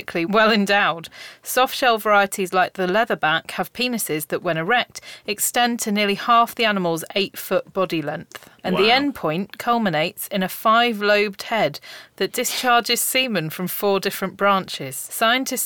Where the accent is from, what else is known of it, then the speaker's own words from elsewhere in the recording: Brackley, East Midlands, United Kingdom; moved away as an adult; also born or lived in Newcastle; I come from Brackley in Northamptonshire